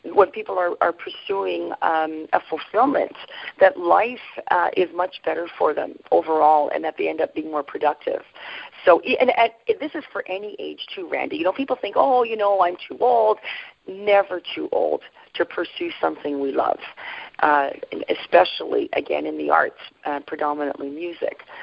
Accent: Sudbury, Ontario, Canada; I was raised in Northern Ontario uh, specifically, I was raised in Sudbury

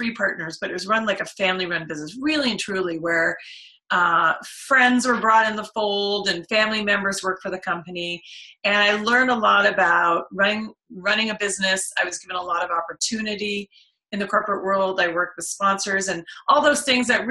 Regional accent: Oakville, Ontario, Canada; I grew up in Oakville

